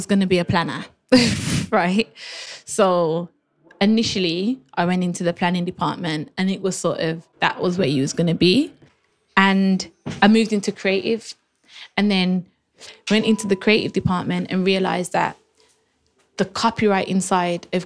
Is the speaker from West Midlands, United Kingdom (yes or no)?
yes; Birmingham, West Midlands, United Kingdom; moved away as an adult; now in London, United Kingdom; I always knew I'm from Birmingham